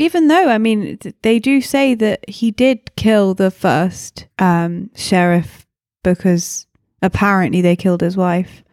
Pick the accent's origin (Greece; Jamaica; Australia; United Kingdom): United Kingdom; England; I'm English.